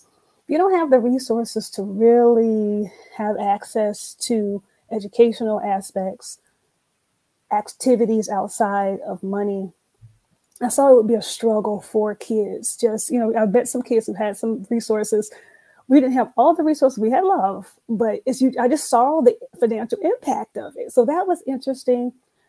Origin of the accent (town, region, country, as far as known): Orlando, Florida, United States; born or raised there; also born or lived in Jacksonville; now in Atlanta, United States